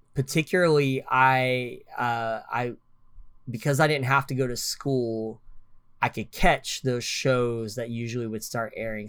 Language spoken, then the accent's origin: English; Oklahoma, United States; I am from Oklahoma